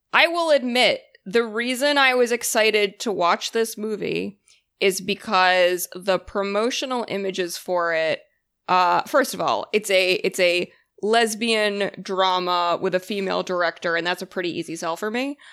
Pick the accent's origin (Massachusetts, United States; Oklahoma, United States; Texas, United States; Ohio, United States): Massachusetts, United States; Boston; now in New York, United States; I am from, uh, Massachusetts. I'm from Boston.